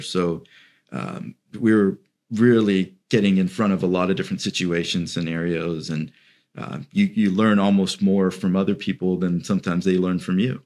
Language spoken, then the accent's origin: English; Celebration, Florida, United States; I grew up in Celebration, um, so kind of in, in the region of Orlando